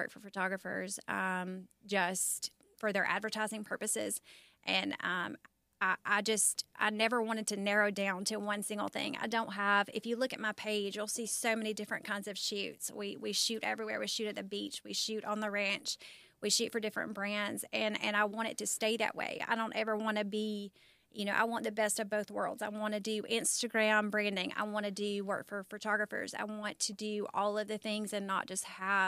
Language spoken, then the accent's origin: English; Birmingham, Alabama, United States; I'm from Birmingham